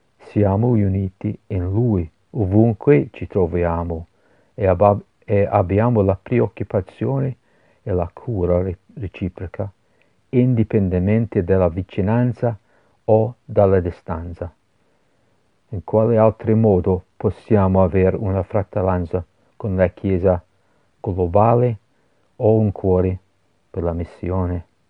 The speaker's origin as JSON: {"language": "Italian", "town": "Glasgow", "region": "Scotland", "country": "United Kingdom", "tie": "born or raised there", "also_born_or_lived": "Edinburgh, United Kingdom / Genoa, Italy", "second_language": "Italian", "moved": "as an adult", "said": "io sono nato a Glasgow"}